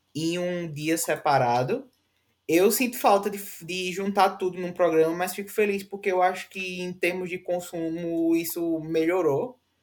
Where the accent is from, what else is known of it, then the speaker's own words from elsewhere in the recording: Northeast Region, Brazil; nós somos nordestinos e temos muito orgulho